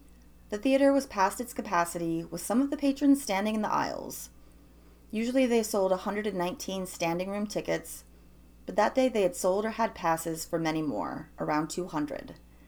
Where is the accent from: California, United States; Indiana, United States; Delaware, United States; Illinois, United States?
Illinois, United States; The worst theater fire, in fact, the worst single building fire in U.S. history, happened in my home state of Illinois.